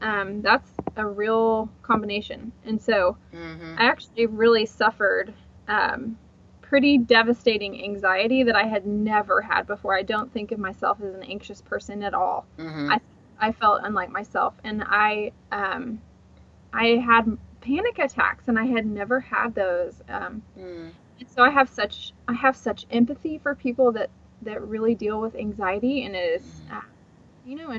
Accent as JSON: {"language": "English", "town": "Houston", "region": "Texas", "country": "United States", "tie": "born or raised there", "also_born_or_lived": "Dallas, Texas", "said": "I grew up in Houston"}